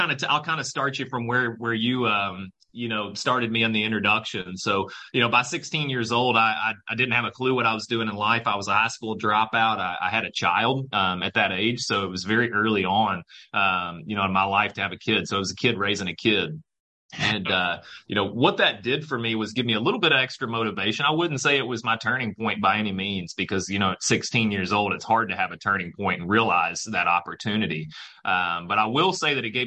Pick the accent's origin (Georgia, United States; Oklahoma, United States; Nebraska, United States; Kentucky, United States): Kentucky, United States; Louisville; moved away as an adult; also born or lived in Indianapolis, Indiana / Michigan; I'm from Louisville, Kentucky